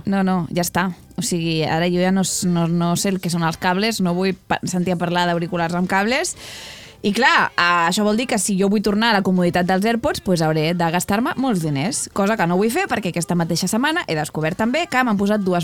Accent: Vilassar de Dalt, Catalonia, Spain; del meu poble, de Vilassar de Dalt

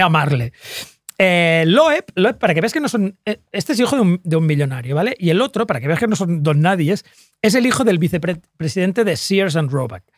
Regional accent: Sant Boi de Llobregat, Catalonia, Spain; porque yo soy de San Boy

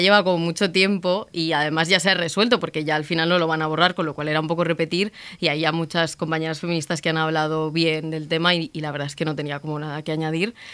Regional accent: Madrid, Community of Madrid, Spain; yo soy de Madrid y salía mucho por Malasaña

